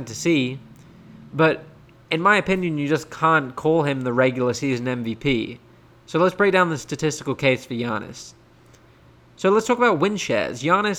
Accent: United Kingdom; now in United States; I'm British, I live in America

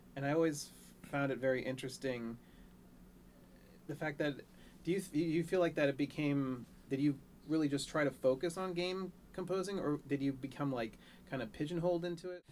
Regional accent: Maryland, United States; now in Los Angeles, United States; I was born in Maryland

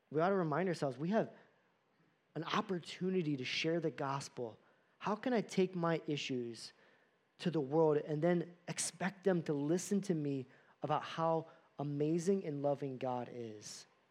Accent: United States; American Christians

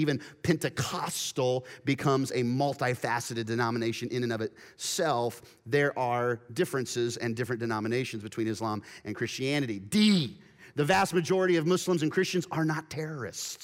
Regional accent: Wichita, Kansas, United States; my hometown of Wichita, Kansas, only a few miles away from where I lived as a high schooler

